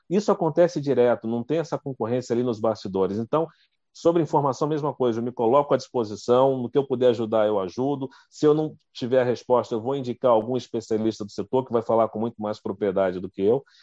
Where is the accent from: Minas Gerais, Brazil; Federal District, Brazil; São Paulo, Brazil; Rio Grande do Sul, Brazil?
Federal District, Brazil; Brasília; Eu sou de Brasília, lá em Brasília, a gente está sempre lá cobrindo os setores